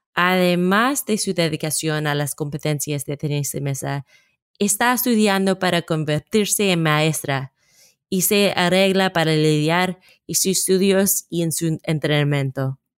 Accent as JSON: {"language": "Spanish", "country": "United States", "second_language": "Spanish", "said": "de los Estados Unidos. Por favor, descubra mi acento."}